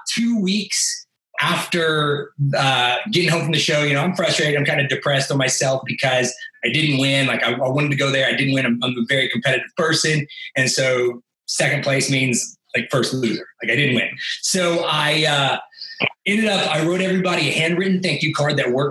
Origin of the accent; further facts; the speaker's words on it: Tulsa, Oklahoma, United States; I'm a kid from Tulsa, Oklahoma